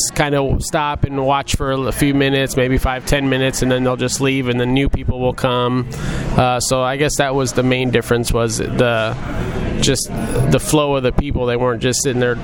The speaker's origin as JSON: {"language": "English", "town": "Muscatine", "region": "Iowa", "country": "United States", "tie": "born or raised there", "also_born_or_lived": "Las Vegas", "said": "I was born and raised in Muscatine"}